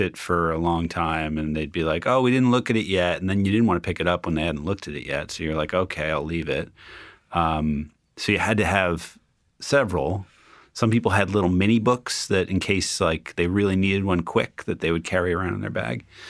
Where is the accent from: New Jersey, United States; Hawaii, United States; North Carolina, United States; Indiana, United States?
New Jersey, United States; Union; I grew up in Union, New Jersey.